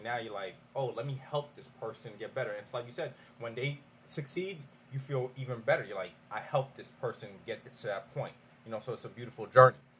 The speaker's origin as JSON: {"language": "English", "region": "New York", "country": "United States", "moved": "as an adult", "said": "I'm from New York"}